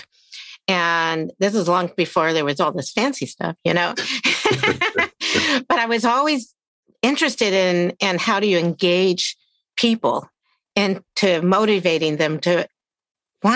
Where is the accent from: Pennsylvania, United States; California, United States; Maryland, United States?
Maryland, United States; also born or lived in West Virginia; I grew up in Maryland